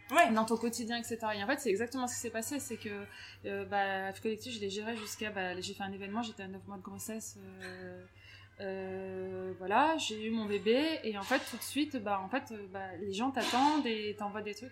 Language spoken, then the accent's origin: French; Grenoble, Auvergne-Rhône-Alpes, France; moved away as an adult; also born or lived in Paris; now in Lille, France; je suis grenobloise